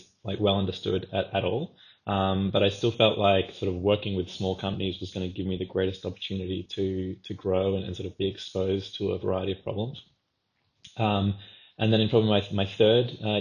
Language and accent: English; Australia; as an Australian who wanted to continue to sort of live in Australia at the time